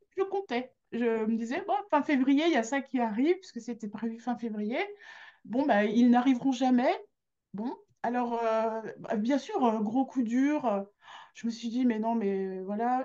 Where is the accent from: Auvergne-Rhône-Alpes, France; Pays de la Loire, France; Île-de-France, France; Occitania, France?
Auvergne-Rhône-Alpes, France; Grenoble; suis de Grenoble, là je suis née à Grenoble. Euh, quand j'étais au conservatoire de Grenoble